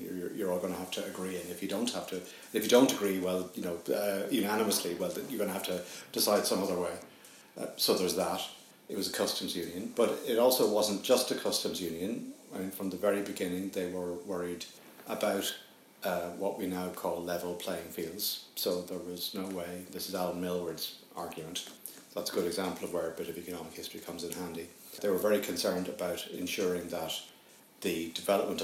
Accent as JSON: {"language": "English", "country": "Ireland", "said": "as an Irishman, because we're a small country"}